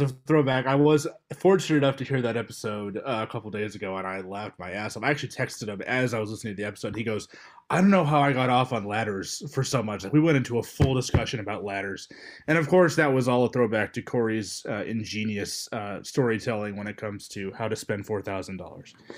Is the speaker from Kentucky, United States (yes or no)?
yes; Louisville, Kentucky, United States; I am from Louisville, Kentucky